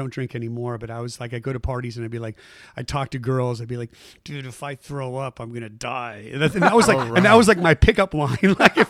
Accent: Saratoga, California, United States; also born or lived in Bay Area; Saratoga is where I grew up.

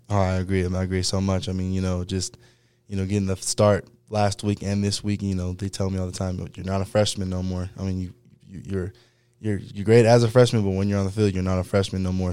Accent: Fresno, California, United States; also born or lived in Los Angeles, California / Clovis, California; I'm originally from, uh, Los Angeles, California, but, um, you know, as a growing up, I moved to, uh, Central California, a city called Fresno

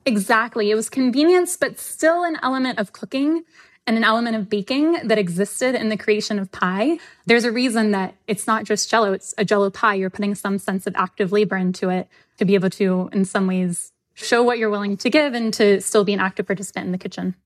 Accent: the South, United States; I'm from the South

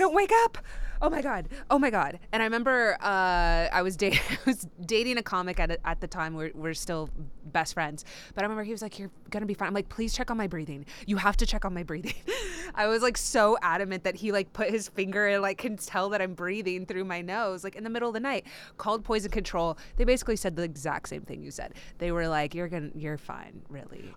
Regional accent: Texas, United States; I grew up in Texas

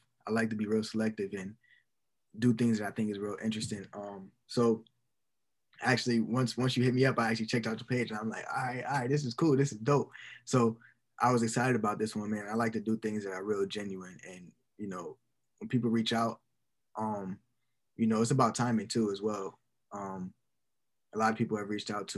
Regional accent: Buffalo, New York, United States; Buffalo, my hometown

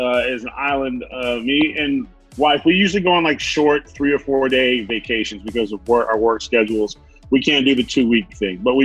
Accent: California, United States; now in Louisiana, United States; I'm from California, but I live in Louisiana now

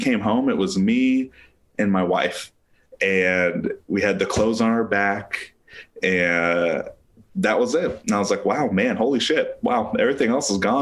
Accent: Tulsa, Oklahoma, United States; born or raised there; also born or lived in Springfield, Missouri

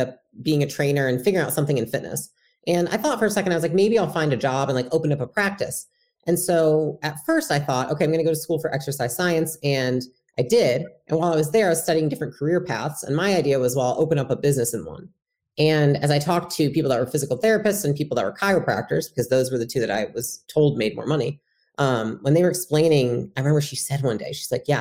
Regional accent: Portage, Michigan, United States; I grew up in Michigan, and it was a small town called Portage, Michigan

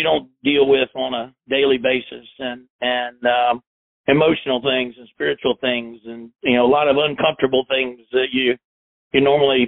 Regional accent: South Carolina, United States; also born or lived in Chattanooga, Tennessee; I grew up in South Carolina

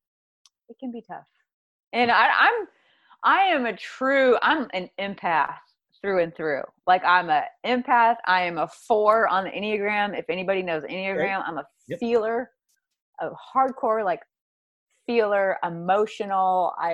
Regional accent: the South, United States; whether it's growing up in the South, whether it's being a preacher's kid

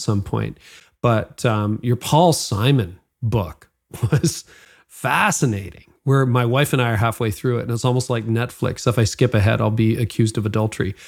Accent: Midland, Ontario, Canada; I grew up in Midland, Ontario

